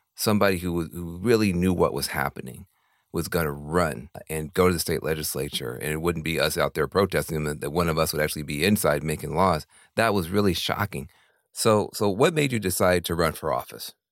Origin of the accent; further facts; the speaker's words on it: Tennessee, United States; now in California, United States; I'm from Tennessee, but I have lived in California for now most of my life